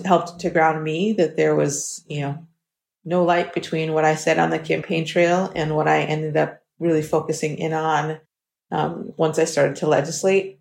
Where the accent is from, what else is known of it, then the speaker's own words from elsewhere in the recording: New York City, New York, United States; moved away; I was raised in New York City